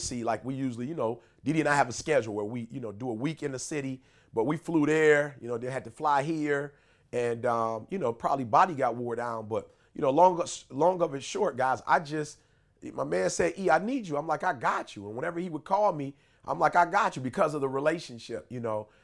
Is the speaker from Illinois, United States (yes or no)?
yes; Chicago, Illinois, United States; I'm from Chicago